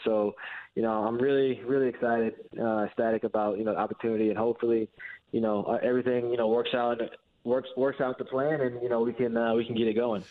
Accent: Fort Wayne, Indiana, United States; moved away; I'm from Fort Wayne, you know, where I came from, where I grew up.

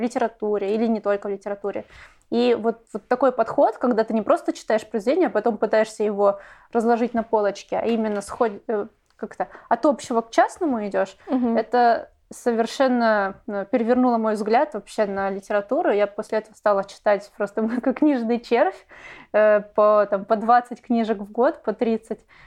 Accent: Saint Petersburg, Russia; я из Петербурга, и Э, вуз — это политехнический университет

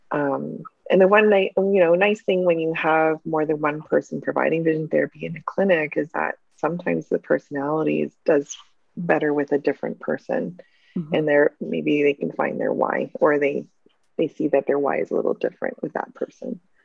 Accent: New Hamburg, Ontario, Canada; I grew up in New Hamburg

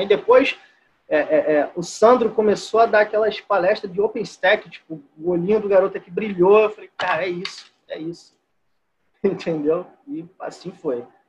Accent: Rio de Janeiro, Brazil; also born or lived in Duque de Caxias; eu sou do Rio de Janeiro, moro em Duque de Caxias

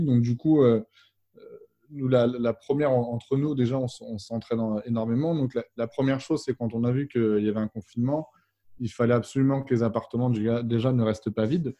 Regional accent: Vannes, Brittany, France; je suis originaire de la ville de Vannes en Bretagne

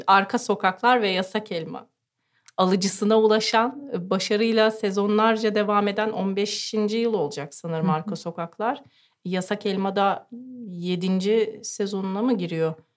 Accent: Ankara, Turkey

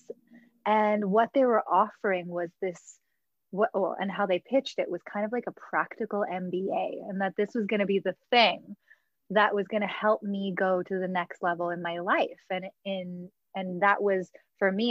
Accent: Los Angeles, California, United States; also born or lived in New York City; I grew up in Los Angeles

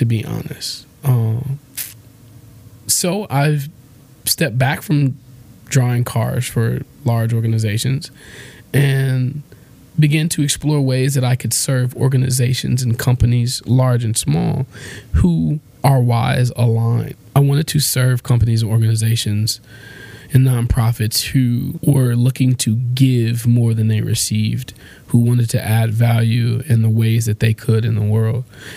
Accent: Detroit, Michigan, United States; I was born here in Detroit, Michigan, right between Dexter and Linwood. I went to Central High School, Durfee Middle School, Malcolm X Academy, Wayne State University

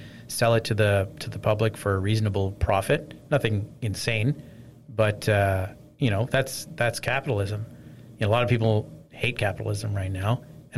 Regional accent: Nova Scotia, Canada; also born or lived in North York, Toronto, Ontario; now in Toronto, Canada; In North York, and then I grew up in Nova Scotia

